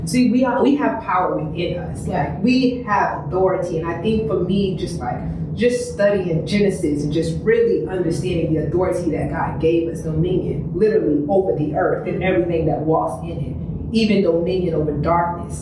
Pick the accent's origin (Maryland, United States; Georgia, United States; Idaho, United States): Maryland, United States; I'm from Maryland